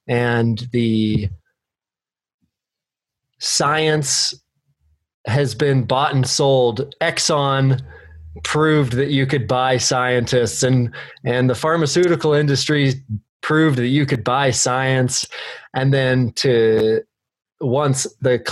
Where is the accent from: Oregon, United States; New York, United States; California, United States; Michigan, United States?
Oregon, United States; Bend; I am born and raised here.